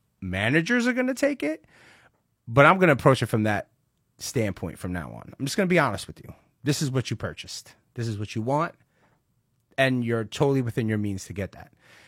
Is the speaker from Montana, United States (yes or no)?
no; Brooklyn, New York, United States; I'm from Brooklyn. Where are you from? Brooklyn. You know, I grew up in Park Slope.